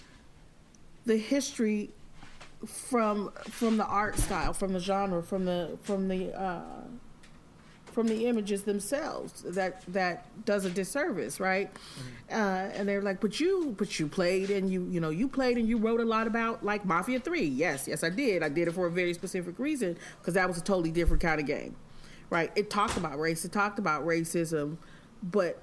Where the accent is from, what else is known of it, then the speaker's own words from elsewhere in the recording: the North, United States; I'm from the North. My mother's a medical professional. So we had friends of all races